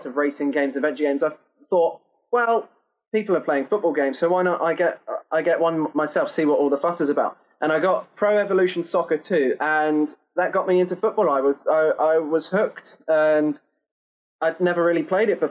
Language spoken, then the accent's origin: English; New Forest, South East England, United Kingdom; also born or lived in Belgium; I was actually born in Belgium, but moved into the UK when I was about two. But since then, we've always lived in the south of England, in a place called the New Forest